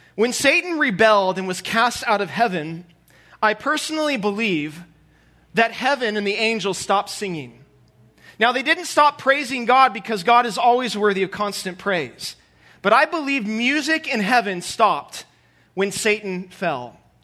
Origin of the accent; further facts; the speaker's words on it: Southern California, United States; moved away as an adult; now in St. Joseph, United States; I'm from Southern California, born and raised